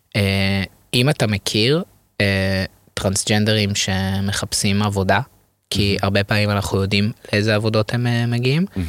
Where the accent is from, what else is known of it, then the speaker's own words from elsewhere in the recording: Ramat Gan, Tel Aviv District, Israel; moved away as an adult; now in Tel Aviv, Israel; אני גדלתי ברמת גן